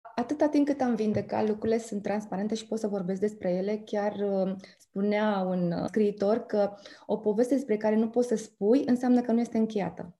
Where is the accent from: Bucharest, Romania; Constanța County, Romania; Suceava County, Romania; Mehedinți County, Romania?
Bucharest, Romania; also born or lived in Ploiești; now in Arad, Romania; am copilărit prin București